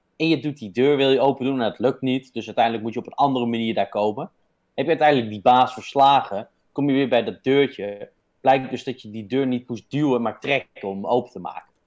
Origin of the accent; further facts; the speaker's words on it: Netherlands; wij zijn Nederlanders